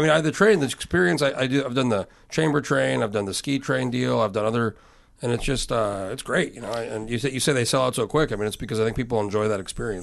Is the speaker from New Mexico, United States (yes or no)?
yes; Albuquerque, New Mexico, United States; now in Alaska, United States; I grew up in New Mexico, in Albuquerque